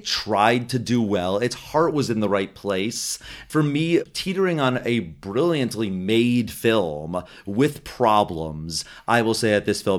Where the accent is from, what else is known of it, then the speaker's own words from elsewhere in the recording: New Jersey, United States; Hey, I'm from Jersey.